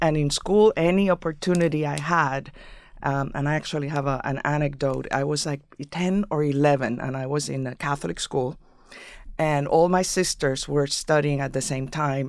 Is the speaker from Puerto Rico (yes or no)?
yes; San Juan, Puerto Rico; English is a second language; moved away as an adult; In San Juan.